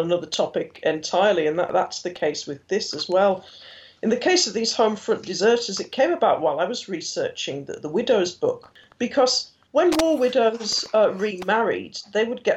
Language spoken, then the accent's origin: English; Hartlepool, North East England, United Kingdom; now in Leeds, United Kingdom; I was born in Hartlepool, a town which clearly has a significant role to play in the war